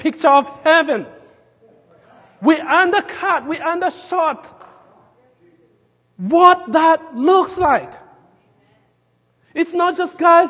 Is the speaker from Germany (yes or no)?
no; Nairobi, Kenya; now in Lincoln, United States; I grew up in Nairobi, Kenya, but the place where I grew up as a kid, we were in the edge of the city